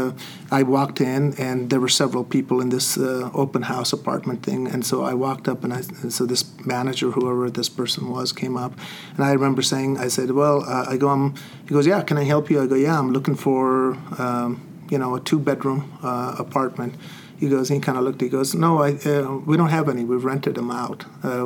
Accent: Salt Lake City, Utah, United States; also born or lived in Chandigarh, India; I grew up on the West Side, and I love the West Side

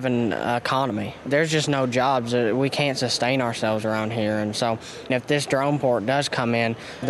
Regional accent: Knott County, Kentucky, United States; I'm from Knott County Central High School.

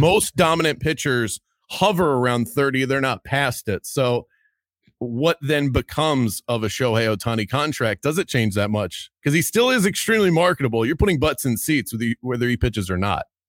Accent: Baltimore, Maryland, United States; I'm from Baltimore, Maryland

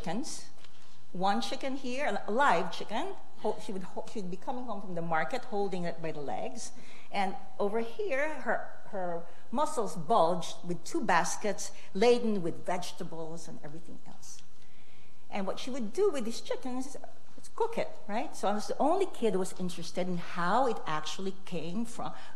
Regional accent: Philippines; also born or lived in Detroit, United States; So I grew up in the Philippines. I was born in Detroit.

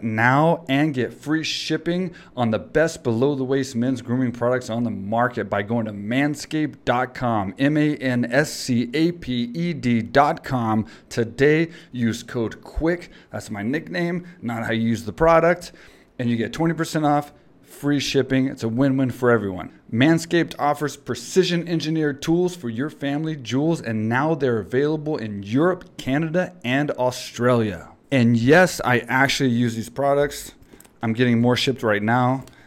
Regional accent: Houston, Texas, United States; that is in Houston, Texas, man. That's where I'm from. That's my hometown

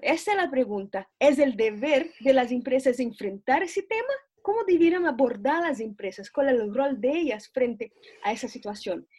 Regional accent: Brazil; now in Santiago, Chile; yo soy brasileña

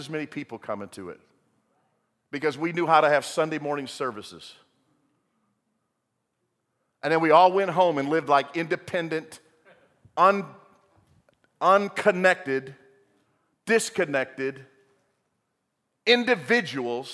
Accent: United States; we're Westerners, we're American Christians

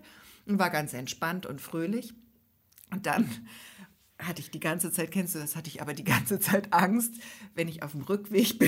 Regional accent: Hamburg, Germany; als Großstädterin, als Hamburgerin

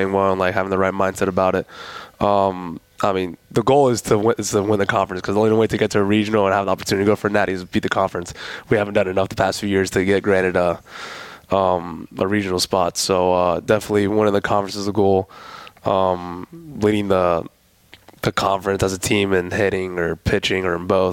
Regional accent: Florida, United States; now in Huntington, United States; I'm from Florida

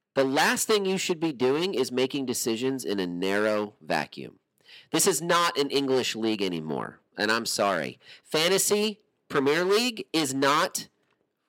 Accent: United States; There's an American flag on my profile on the FPL website. Because I'm from the United States

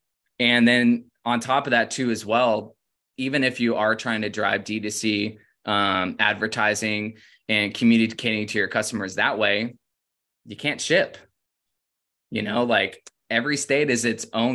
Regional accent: Florida, United States; moved away as an adult; also born or lived in Oregon; I'm from Florida

